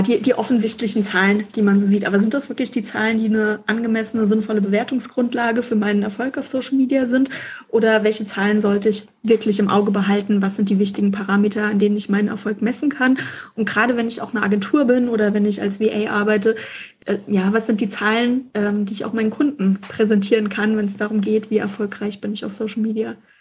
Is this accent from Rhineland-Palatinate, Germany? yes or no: yes; Mainz, Rhineland-Palatinate, Germany; bei uns in Mainz